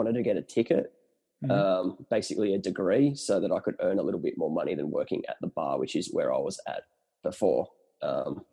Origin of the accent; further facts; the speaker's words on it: Ulladulla, New South Wales, Australia; also born or lived in Newcastle; I grew up born and bred in Ulladulla, went to Newcastle University